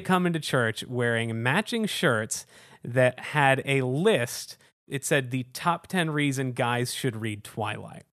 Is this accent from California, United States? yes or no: no; Houston, Texas, United States; now in Chicago, United States; I'm from Houston